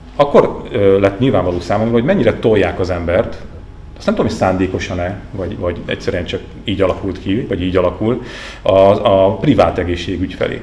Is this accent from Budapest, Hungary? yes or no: no; native region near Erdőhorváti, Borsod-Abaúj-Zemplén, Hungary; moved away; a szülőföldem környékén nyilván ott vannak mi kapcsolataim